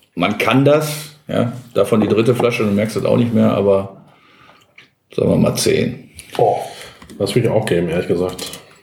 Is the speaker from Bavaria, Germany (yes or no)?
no; Gelsenkirchen, North Rhine-Westphalia, Germany; ich bin in Gelsenkirchen geboren